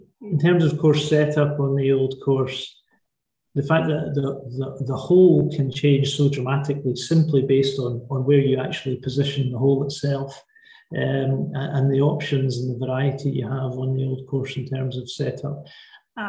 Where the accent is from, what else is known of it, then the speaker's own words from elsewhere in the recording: Lundin Links, Scotland, United Kingdom; also born or lived in St Andrews; I was born in St. Andrews, I was brought up and still live in a village called London Links, which is about 10 miles from St. Andrews.